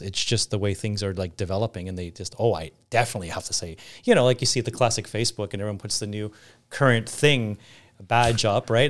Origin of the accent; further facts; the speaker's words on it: Canada; moved away as an adult; also born or lived in Greece; as a Canadian, Greek Canadian